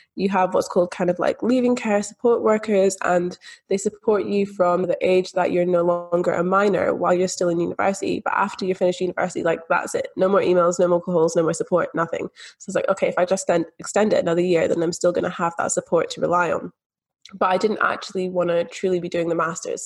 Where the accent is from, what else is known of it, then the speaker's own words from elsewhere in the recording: Scotland, United Kingdom; growing up in Scotland, growing up in the UK, where we do have that free public health system